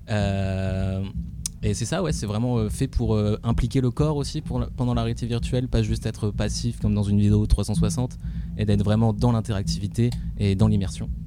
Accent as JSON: {"language": "French", "town": "Valenciennes", "region": "Hauts-de-France", "country": "France", "moved": "as an adult", "said": "je suis parti de Valenciennes, une petite ville en France"}